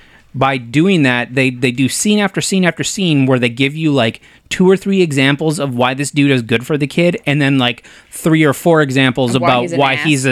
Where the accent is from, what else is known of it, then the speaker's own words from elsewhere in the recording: Bulgaria; English is a second language; now in Germany; I grew up in Bulgaria and am living in Germany currently.